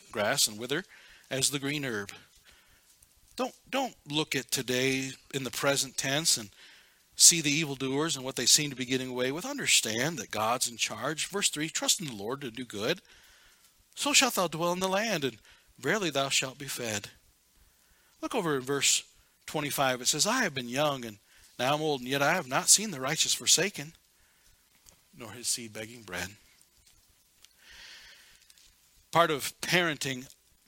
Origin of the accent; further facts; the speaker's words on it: Seattle, Washington, United States; now in Black Hills, United States; I was born in Seattle.